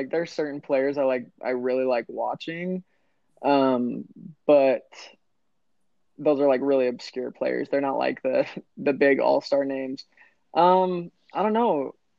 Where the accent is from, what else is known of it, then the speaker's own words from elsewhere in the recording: Arizona, United States; I'm from Arizona, diehard Suns fan.